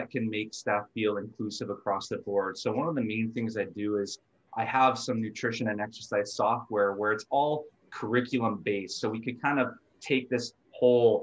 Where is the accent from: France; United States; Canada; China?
Canada; Thompson, Manitoba; now in Winnipeg, Canada; I grew up in Thompson, Manitoba, so 800 kilometers north of Winnipeg here